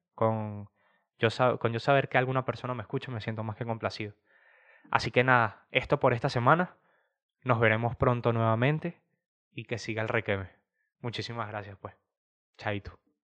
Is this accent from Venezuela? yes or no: yes; Venezuela; now in Spain; yo siendo un venezolano que está en España